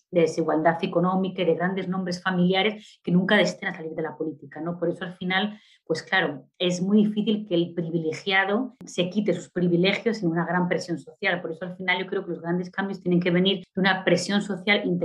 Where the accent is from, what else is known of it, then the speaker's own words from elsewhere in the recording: Spain; now in Brazil; yo, a pesar de ser española, ya me considero brasileña porque hace mucho que vivo allí